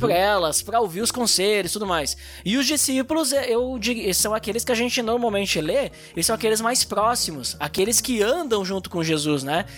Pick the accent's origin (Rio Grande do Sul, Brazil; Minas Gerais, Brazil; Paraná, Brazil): Rio Grande do Sul, Brazil; Gaúcho; a gente é gaúcho